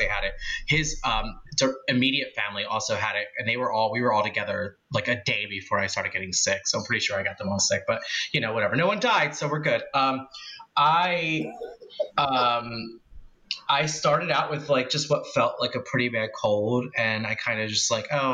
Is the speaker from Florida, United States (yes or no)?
no; Philadelphia, Pennsylvania, United States; a boy raised in Philly, originally the Northeast